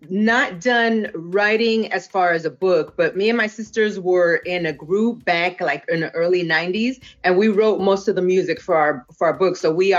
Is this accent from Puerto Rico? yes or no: yes; Puerto Rico; also born or lived in Boston / California; now in Arkansas, United States; I am originally from Puerto Rico by way of Boston, Massachusetts, and California, now residing in Arkansas.